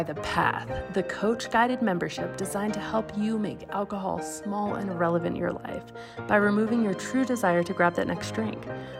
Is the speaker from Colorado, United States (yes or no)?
yes; Aspen, Colorado, United States; I grew up in Aspen, Colorado